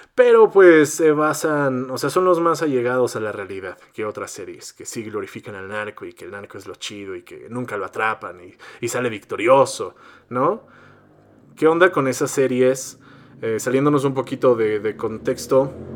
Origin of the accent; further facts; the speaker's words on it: Mexico; soy mexicano